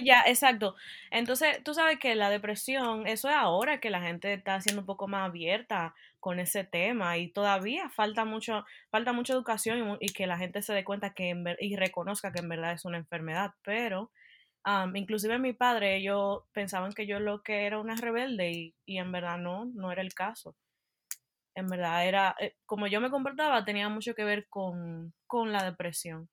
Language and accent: Spanish; Dominican Republic; moved away as an adult; now in Utah, United States; yo soy dominicana y nací en la República Dominicana y me mudé a los Estados Unidos cuando me gradué de bachillerato. Y actualmente vivo en Utah